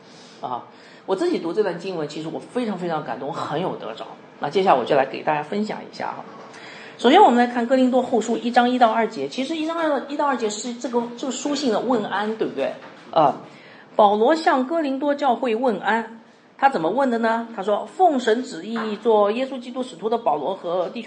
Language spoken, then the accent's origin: Chinese; Shenzhen, Guangdong, China; now in Guangzhou, China; 那现在是我们这里是广州，就我们从我从深圳来哈，应该深圳非常的呃，就是贸易非常的发达